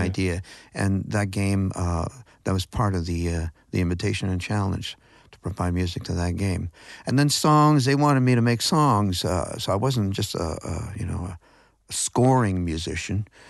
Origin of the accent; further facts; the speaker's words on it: Grand River, Ontario, Canada; near where I grew up on the Grand River